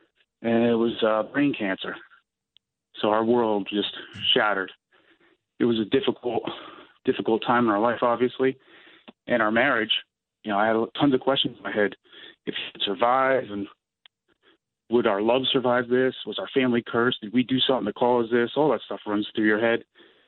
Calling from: Bud Lake, New Jersey, United States; I live in Bud Lake, New Jersey.

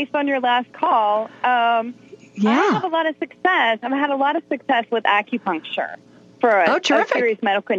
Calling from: Atlanta, Georgia, United States; I am calling in from Atlanta, Georgia tonight.

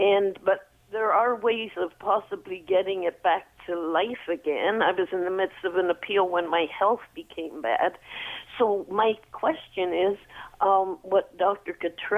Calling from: Mississauga, Ontario, Canada; I'm out in Mississauga.

